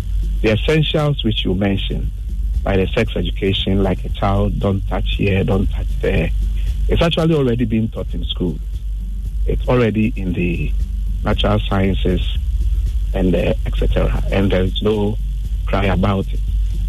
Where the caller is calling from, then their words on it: North Legon, Greater Accra, Ghana; I'm calling from North Lagos.